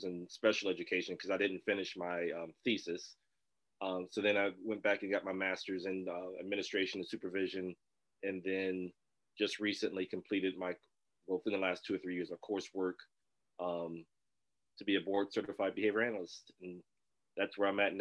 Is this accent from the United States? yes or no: yes; Dayton, Ohio, United States; now in Toledo, United States; I'm originally from Dayton, Ohio. I left Dayton in 1992 to come up to Toledo, Ohio